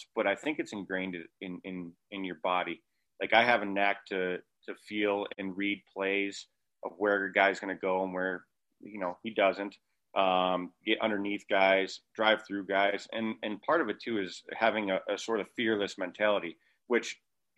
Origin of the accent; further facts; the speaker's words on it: Angola, New York, United States; also born or lived in Rochester; I'm essentially living at home in Angola